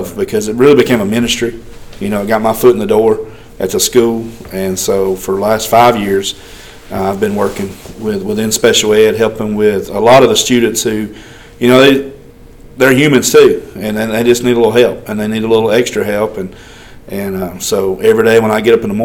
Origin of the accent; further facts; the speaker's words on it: Double Springs, Alabama, United States; now in Haleyville, United States; growing up in Double Springs